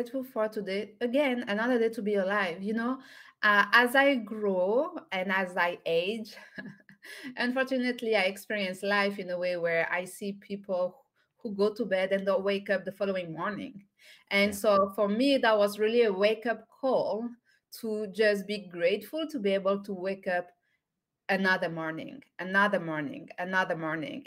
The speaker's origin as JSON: {"language": "English", "area": "by the Mediterranean Sea", "region": "southern France", "country": "France", "tie": "born or raised there", "second_language": "English", "moved": "yes", "said": "I'm French and I'm from Southern France. I was born and raised by the Mediterranean Sea"}